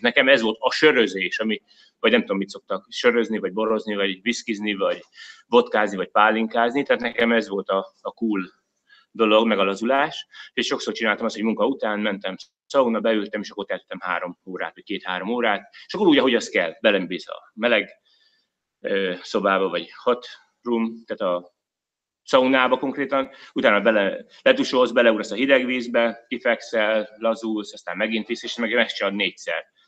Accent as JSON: {"language": "Hungarian", "country": "Hungary", "moved": "as an adult", "lives_now": "Australia", "said": "én is magyar vagyok, meg én is Magyarországra jöttem"}